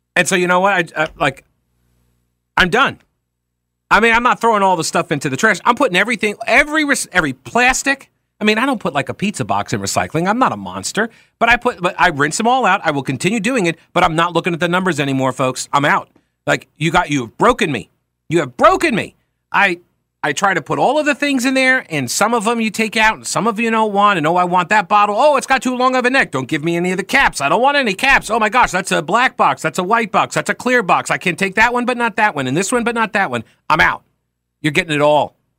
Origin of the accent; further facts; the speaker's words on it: Long Island, New York, United States; my town where I grew up on Long Island